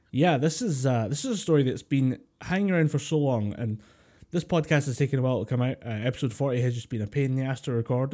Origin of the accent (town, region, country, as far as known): Scotland, United Kingdom